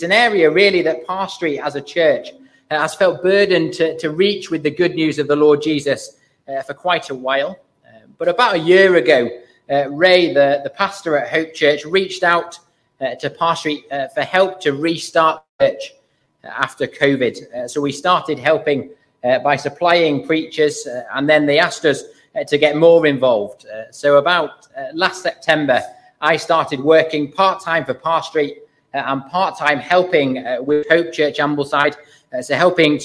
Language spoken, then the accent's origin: English; Burton-in-Kendal, North West England, United Kingdom; I grew up in Burton in Kendal, so quite local, just about accepted as a local.